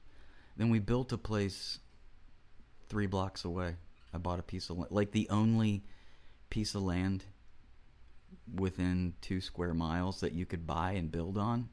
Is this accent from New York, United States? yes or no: no; Florida, United States; also born or lived in Cincinnati, Ohio / Lynchburg, Virginia; And then by the time I was like 3 and a half, I was in Florida. So I grew up here.